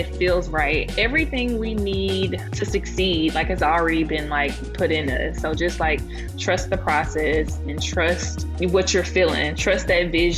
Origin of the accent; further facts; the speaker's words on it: Laurel, Mississippi, United States; moved away; I'm from Laurel, Mississippi